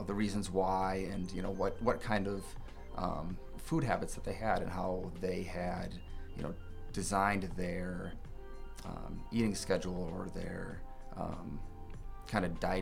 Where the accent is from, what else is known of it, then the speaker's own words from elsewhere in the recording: Mequon, Wisconsin, United States; moved away as an adult; also born or lived in La Crosse, Wisconsin / Minneapolis, Minnesota; now in Rochester, United States; I grew up in Mequon, which is about 20 minutes north